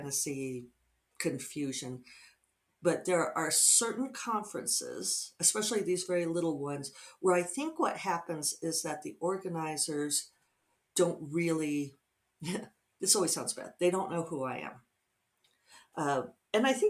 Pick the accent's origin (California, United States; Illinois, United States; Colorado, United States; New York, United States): Colorado, United States; Denver; moved away; Denver's my hometown.